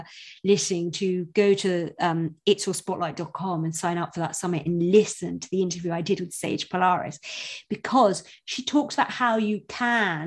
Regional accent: United Kingdom; I'm British

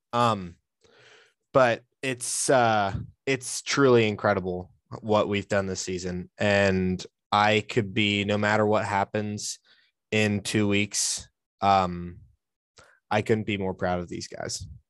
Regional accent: Cincinnati, Ohio, United States; I have was born and raised in Cincinnati

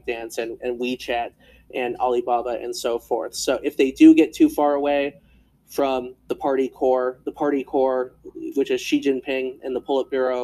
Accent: United States; we as Americans

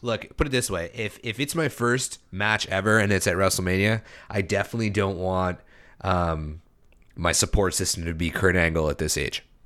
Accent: Canada; being a Canadian

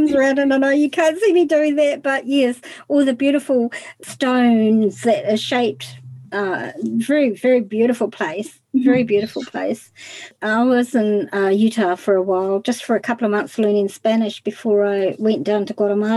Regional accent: New Zealand; I'm from New Zealand

